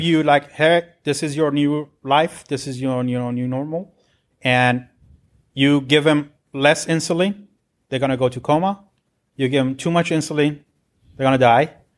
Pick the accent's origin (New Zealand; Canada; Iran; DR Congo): Iran; Tehran, Tehran Province; moved away as an adult; now in Irvine, United States; I'm originally from Iran, so, uh, I was born in Tehran, and, uh, got my degree back then